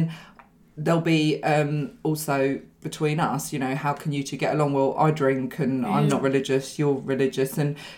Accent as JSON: {"language": "English", "country": "United Kingdom", "said": "I'm British Lebanese."}